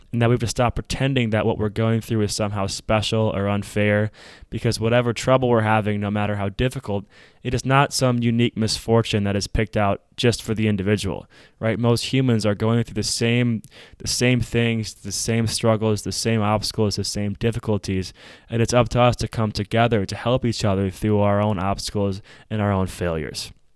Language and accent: English; Minnesota, United States; In Minneapolis, we saw something very tragic happen in my home state